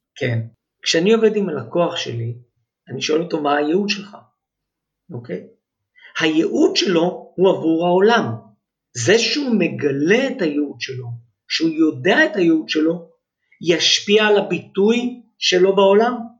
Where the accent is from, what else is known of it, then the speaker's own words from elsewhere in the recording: Ness Ziona, Central District, Israel; also born or lived in Holon / Rishon LeZion / Herzliya Gymnasium, Tel Aviv; אני גדלתי בנס ציונה, זאת אומרת, נולדתי בחולון, עברנו לראשון, עברנו לנס ציונה